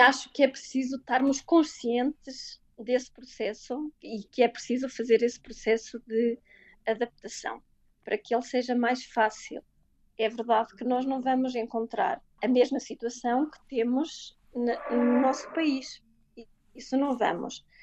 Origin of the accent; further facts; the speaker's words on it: Portugal; moved away as an adult; ser portuguesa pelo mundo